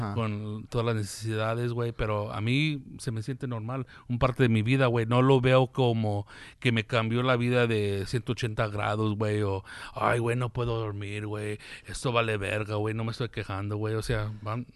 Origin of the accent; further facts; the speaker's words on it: United States; Aquí, aquí, aquí nací, güey. Aquí crecí